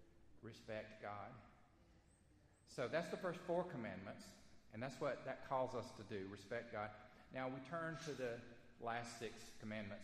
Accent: the South, United States; accent: Southern; we're from the South, most of us are from the South, I'm going to do this in Southern speak

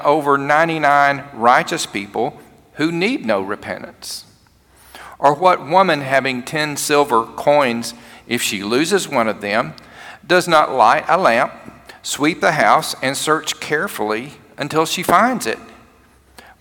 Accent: Cherokee, Alabama, United States; moved away as an adult; We moved to my hometown, to Cherokee, Alabama, to serve as pastor of one of my churches

